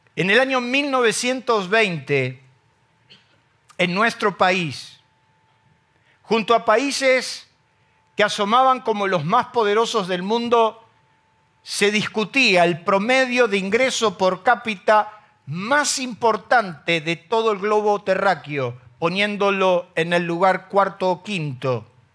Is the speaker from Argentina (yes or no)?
yes; Argentina; nuestro país